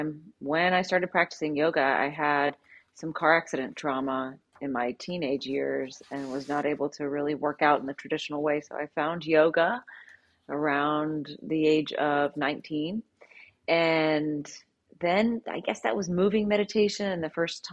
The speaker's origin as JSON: {"language": "English", "region": "Southern Louisiana", "country": "United States", "said": "I was raised in a very strict Southern Baptist. I'm from Southern Louisiana"}